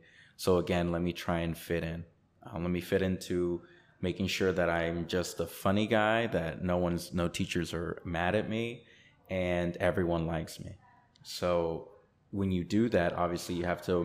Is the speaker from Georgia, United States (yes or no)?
yes; Chamblee, Georgia, United States; also born or lived in Honduras; our tiny little home in Chamblee